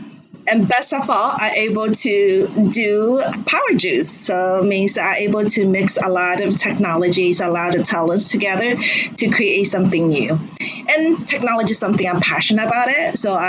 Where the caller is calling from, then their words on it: Shanghai, China; Oh, I'm dialing from Shanghai, China right now.